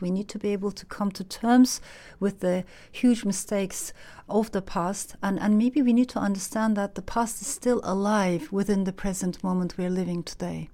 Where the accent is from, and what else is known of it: Turkey; born or raised there; moved away; also born or lived in Strasbourg, France